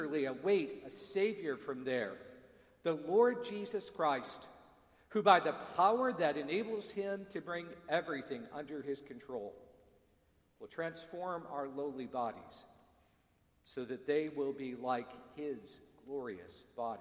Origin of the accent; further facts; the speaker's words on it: United States; moved away; also born or lived in Dar es Salaam, Tanzania; I'm an American